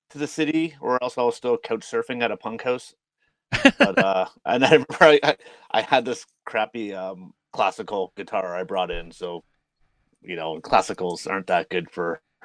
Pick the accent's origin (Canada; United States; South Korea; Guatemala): Canada; York Region, Ontario; moved away; York region.